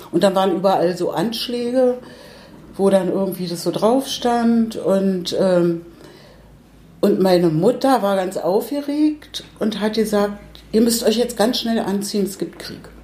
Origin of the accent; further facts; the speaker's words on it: Berlin, Germany; ich bin zwar jetzt ein, 35 Jahre hier in Kiez, in Treptow, aber ursprünglich Pankowerin. Und ich kann mich schon noch sehr gut erinnern, so an die Straße, in der ich gewohnt habe, als Kind in der Mendelstraße 5